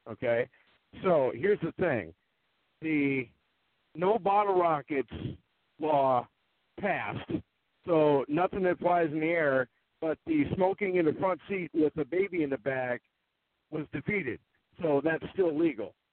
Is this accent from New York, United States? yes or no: no; North Dakota, United States; Fireworks are illegal here in North Dakota, so, or part of my hometown